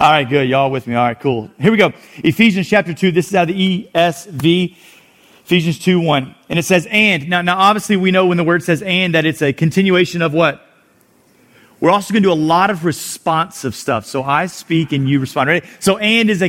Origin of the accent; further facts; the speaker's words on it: South Louisiana, United States; moved away as an adult; now in Houston, United States; I am from South Louisiana.